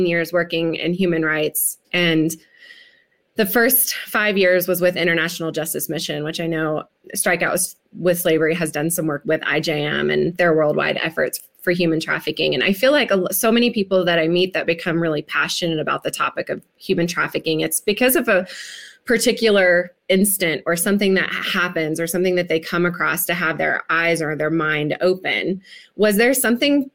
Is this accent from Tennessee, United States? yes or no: yes; West Tennessee, United States; I grew up in Tennessee, so West Tennessee